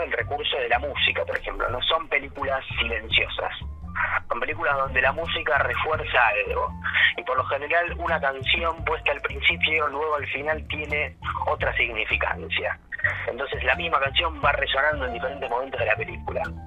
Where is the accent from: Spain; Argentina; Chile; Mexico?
Argentina; de nuestra cultura como argentinos y como latinoamericanos